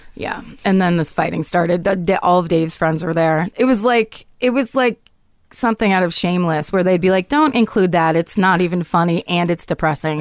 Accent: Petaluma, California, United States; I grew up in Petaluma

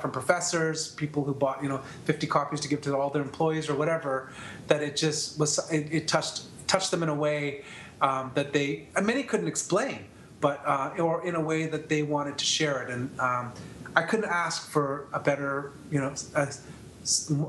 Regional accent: Canada; I'm from Canada, so my story is obviously most well-known here

